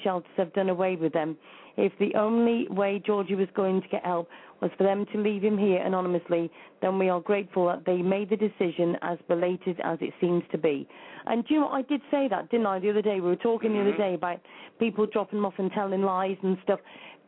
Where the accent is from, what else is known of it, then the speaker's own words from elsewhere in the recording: England, United Kingdom; I'm English